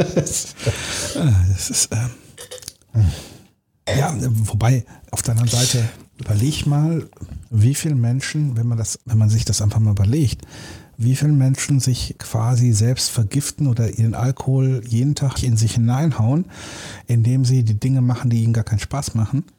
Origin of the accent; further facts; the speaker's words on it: Germany; Wir Deutschen